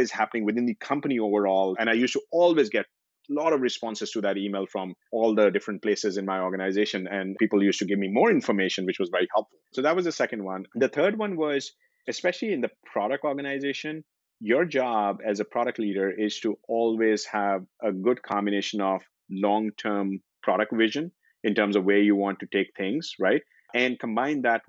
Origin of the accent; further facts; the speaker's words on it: India; moved away as an adult; also born or lived in Singapore / Bangalore; now in United States; I grew up in India